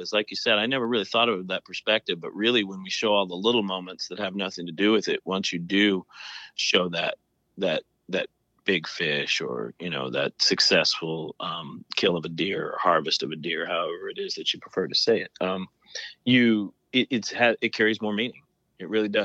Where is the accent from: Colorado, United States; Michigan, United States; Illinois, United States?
Colorado, United States; now in Texas, United States; I grew up in Colorado